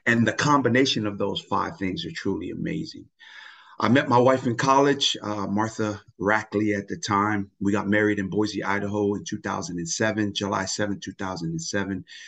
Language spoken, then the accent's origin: English; Tonga; English is a second language; now in United States; I really do see myself as an American that comes from the island of Tonga